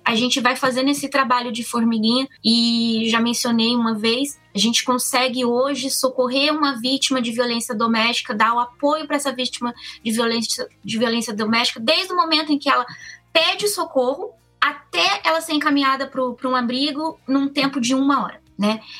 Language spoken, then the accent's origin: Portuguese; Cruzeiro, São Paulo, Brazil; now in Komaki, Japan; Também sou do interior de São Paulo, no, no Brasil, Cruzeiro ali no, no Vale do Paraíba